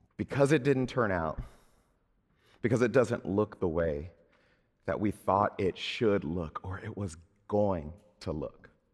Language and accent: English; Southern Mississippi, United States; moved away; when I was a kid growing up in Southern Mississippi